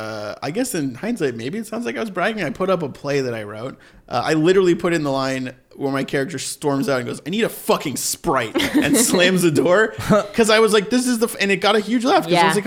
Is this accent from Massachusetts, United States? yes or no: yes; Sharon, Massachusetts, United States; now in Los Angeles, United States; It's a small suburb outside of Boston called Sharon.